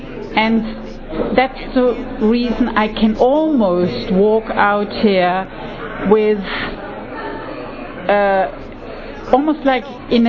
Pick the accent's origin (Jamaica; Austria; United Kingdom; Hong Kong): Austria; from Austria